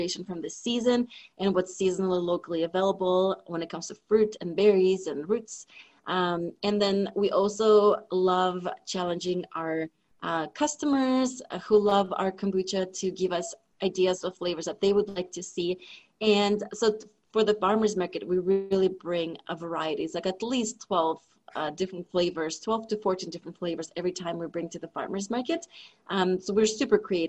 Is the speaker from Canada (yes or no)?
no; Russia; moved away; I grew up in Russia